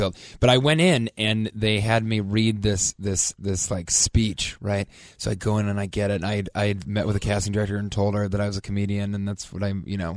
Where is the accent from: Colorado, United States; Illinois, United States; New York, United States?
Colorado, United States; Denver; moved away; also born or lived in Chicago / Washington, D.C.; I'm from Denver, Colorado. And then I went to Chicago to do stand-up comedy.